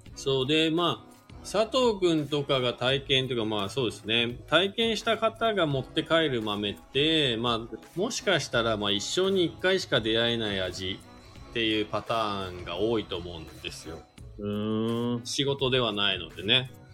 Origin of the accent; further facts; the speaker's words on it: Shizuoka, Japan; now in Hakuba, Japan; 僕静岡県出身で